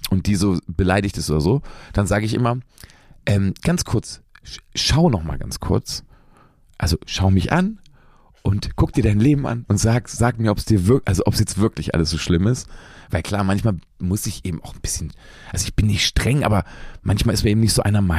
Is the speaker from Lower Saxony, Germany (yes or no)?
yes; Lower Saxony, Germany; ich spiele manchmal ja Konzerte in meiner alten Heimat. Braunschweig ist die nächstgrößere Stadt, so, die liegt so zwischen Berlin und Hannover.